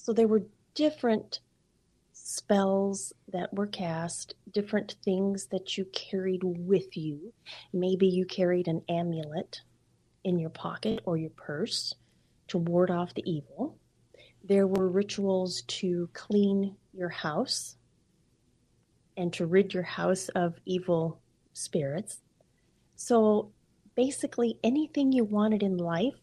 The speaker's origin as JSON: {"language": "English", "town": "Cerritos", "region": "California", "country": "United States", "tie": "born or raised there", "also_born_or_lived": "Long Beach, California / Oak Harbor, Washington", "moved": "as an adult", "lives_now": "Lynden, United States", "said": "I grew up in Southern California. Mm-hmm. I was born in Long Beach, California, moved to Cerritos"}